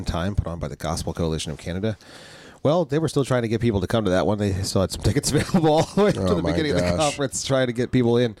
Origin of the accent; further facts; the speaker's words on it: New Jersey, United States; we're from South Jersey, and we're used to a ministry